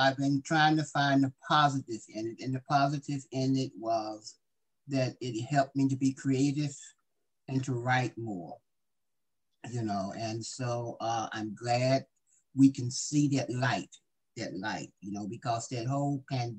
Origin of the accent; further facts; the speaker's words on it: Stockbridge, Georgia, United States; born there; Stockbridge. I was born in Stockbridge, which is close to Atlanta.